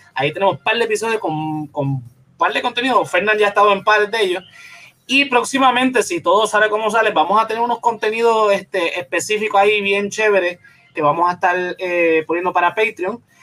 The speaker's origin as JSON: {"language": "Spanish", "country": "Puerto Rico"}